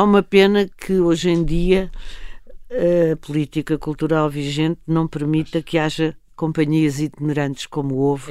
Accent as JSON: {"language": "Portuguese", "region": "Lisbon", "country": "Portugal", "tie": "born or raised there", "said": "eu, quando era miúda, já, já em Lisboa, uhum. nós tínhamos uma, uma casa no Restelo"}